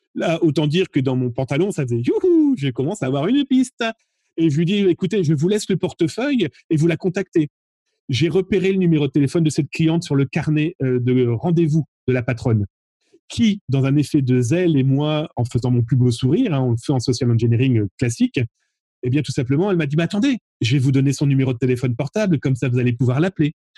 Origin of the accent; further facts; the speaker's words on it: France; chez nous, en France